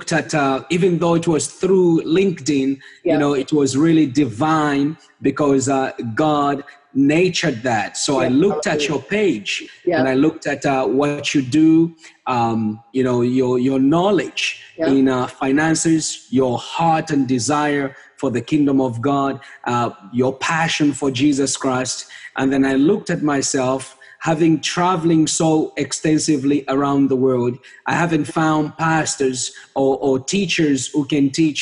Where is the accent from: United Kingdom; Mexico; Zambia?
Zambia; moved away as an adult; now in Canada; I was born and raised up in Zambia, in a small country in the southern part of Africa